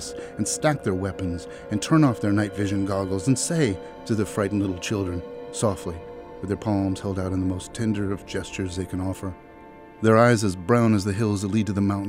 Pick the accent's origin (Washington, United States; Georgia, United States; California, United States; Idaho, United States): California, United States; Central Valley; also born or lived in Fresno, California; I was in Fresno, California. I'm from the Central Valley